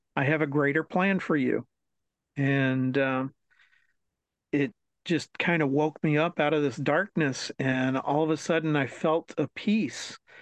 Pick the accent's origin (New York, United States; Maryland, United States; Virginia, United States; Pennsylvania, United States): Maryland, United States; New Carrollton; growing up in Maryland, uh, right outside of DC.